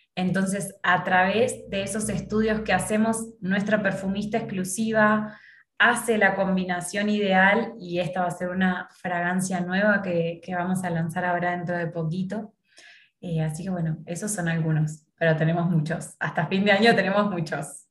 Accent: Argentina; moved away as an adult; now in Mexico; yo soy argentina

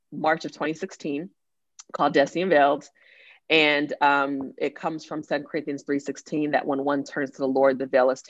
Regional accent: Nigeria; earlier I talked about being Nigerian and I love my culture

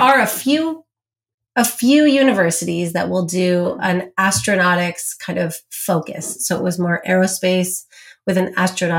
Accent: San Diego, California, United States; moved away as an adult; now in Los Angeles, United States; I grew up in San Diego

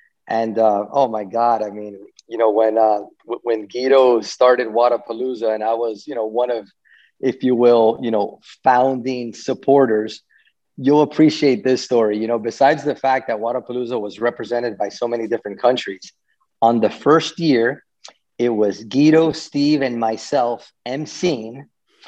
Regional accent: Venezuela; born there; also born or lived in Miami; I was born in Venezuela and lived in Miami for almost 30 years.

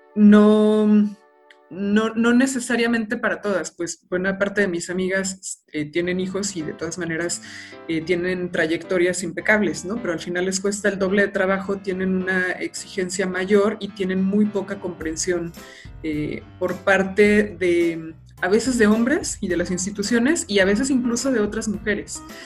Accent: Aguascalientes, Mexico; moved away as an adult; also born or lived in Guanajuato; yo soy de Aguascalientes

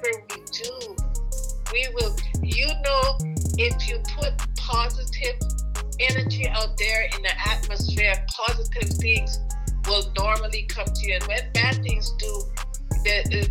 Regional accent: Cayman Islands; moved away; I know my accent happens to come in there every now and again, you know, because I am from the Cayman Islands, but I've been living here for over 45 years

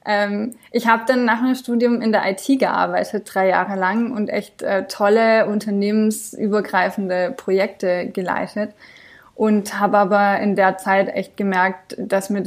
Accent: France; now in Germany; Also ich bin in Frankreich aufgewachsen, aber meine Eltern sind beide Deutsche. Also das war mehr so berufsbedingt von meinem Papa, dass wir rübergezogen sind und meine Eltern die Schnapsidee hatten, die Kinder könnten ja zweisprachig aufwachsen.

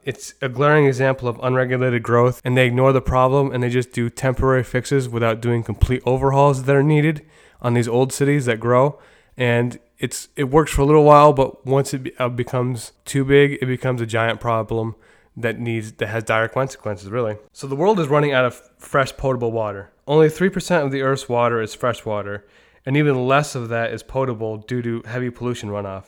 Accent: New York, United States; in my hometown of New York

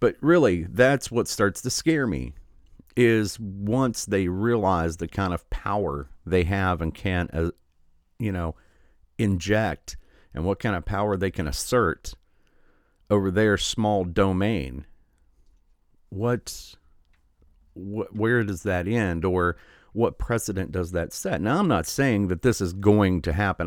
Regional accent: Michigan, United States; my home state of Michigan

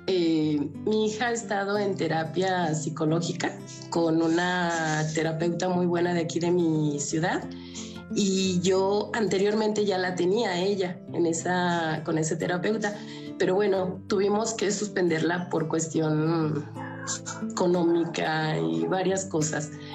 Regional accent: León, Guanajuato, Mexico; Yo tengo 51 años y soy de León, Guanajuato

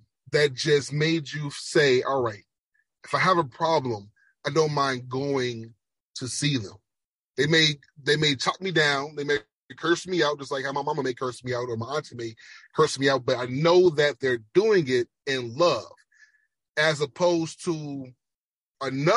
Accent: Jamaica; accent: Jamaican; that's the Jamaican accent

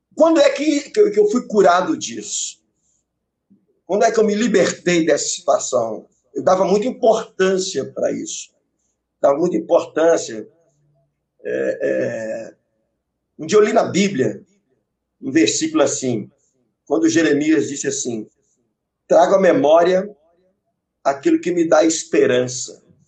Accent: Santa Luzia, Minas Gerais, Brazil; eu nasci na cidade de Santa Luzia, sabe? Eu sou de Luziense

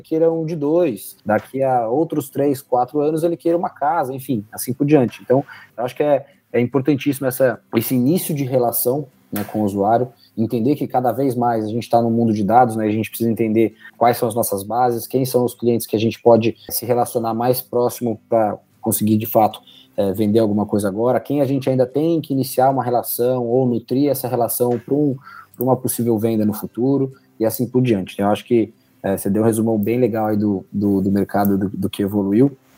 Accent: São José dos Campos, São Paulo, Brazil; moved away; also born or lived in Jacareí; eu sou de São José dos Campos, né? na verdade eu nasci em Jacareí, é, cresci em São José, fui para São Paulo

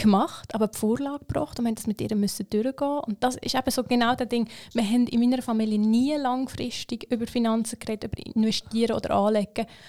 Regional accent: Switzerland; ich bin in der Schweiz aufgewachsen.

